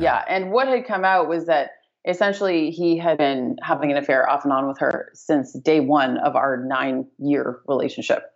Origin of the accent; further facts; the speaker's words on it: Canada; moved away as an adult; now in Bali, Indonesia; born and raised Canadian. I've lived in Canada my whole life